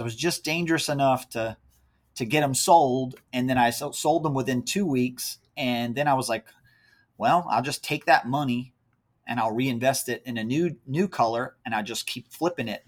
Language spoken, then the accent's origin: English; near Charlottesville, Central Virginia, United States; now in North Carolina, United States; my wife and I both are from Central Virginia, so up near the Charlottesville area. Born and raised there.